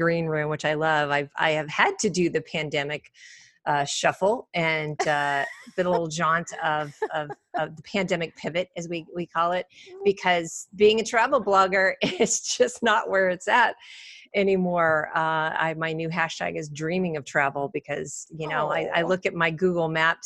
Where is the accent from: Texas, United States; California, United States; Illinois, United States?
Illinois, United States; Champaign; my hometown in Champaign, Illinois